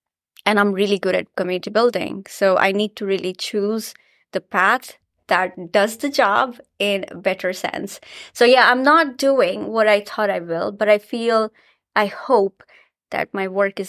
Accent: Ranchi, Jharkhand, India; I was in school in India, in my hometown in Ranchi, and I heard the word nanotechnology.

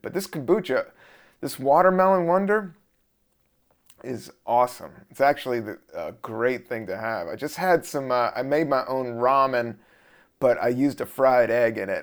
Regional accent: the South, United States; I'm from the South

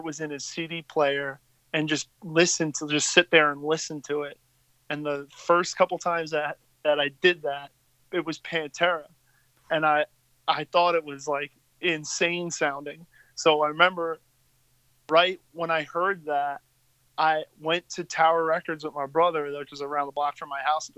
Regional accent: Long Island, New York, United States; growing up in Long Island, from my experience at least, like, basically went to school with the cast of the Jersey Shore

